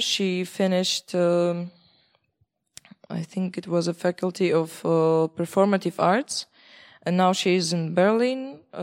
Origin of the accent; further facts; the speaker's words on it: Belarus; moved away as an adult; now in Czech Republic; I am from Belarus. Uh, I study in Czech Republic for uh, for years now